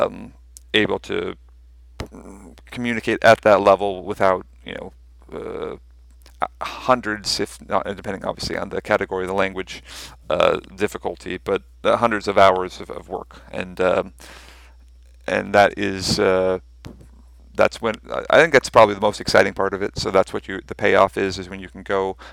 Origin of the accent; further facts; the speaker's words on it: United States; accent: American; first language English; My American accent is messing up my Dutch